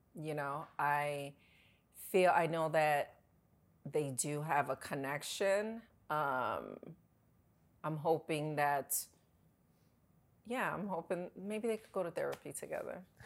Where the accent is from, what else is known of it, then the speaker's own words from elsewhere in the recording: New York, United States; I'm from New York